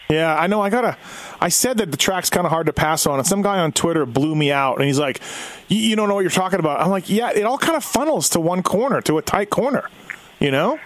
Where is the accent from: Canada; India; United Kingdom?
Canada; I'm Canadian